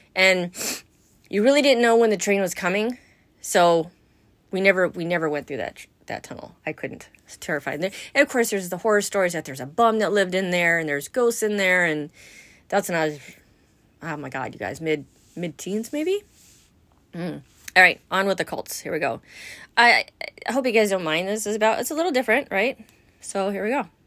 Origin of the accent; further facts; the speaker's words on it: Los Angeles, California, United States; we were growing up in the San Fernando Valley in Chatsworth